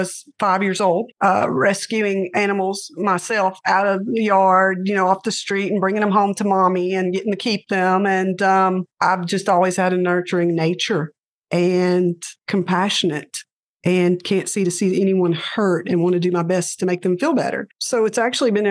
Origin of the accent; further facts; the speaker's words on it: Louisiana, United States; I'm from Louisiana.